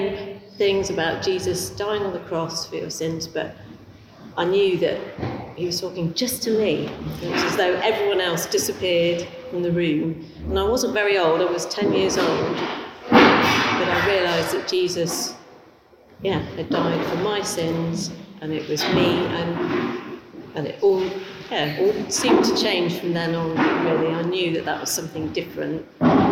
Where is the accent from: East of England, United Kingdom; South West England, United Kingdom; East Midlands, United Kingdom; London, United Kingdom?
East Midlands, United Kingdom; Leicester; I was actually born in Leicester